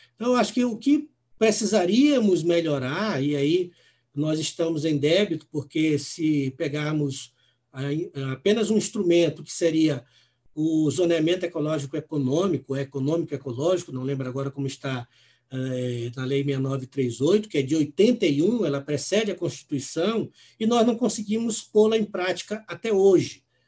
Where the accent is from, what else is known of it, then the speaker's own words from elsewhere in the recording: São Luís, Maranhão, Brazil; moved away; also born or lived in Natal / Recife; eu sou maranhense, nasci em São Luís, depois morei em Natal por duas, duas oportunidades, morei também em Recife